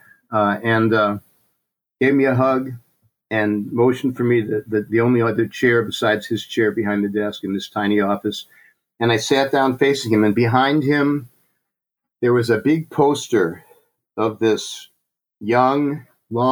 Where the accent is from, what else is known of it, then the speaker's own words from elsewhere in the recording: St. Louis, Missouri, United States; moved away as an adult; also born or lived in New York City; now in San Francisco Bay Area, United States; my family moved to St. Louis, Missouri when I was about 3, and I grew up there in a suburb of St. Louis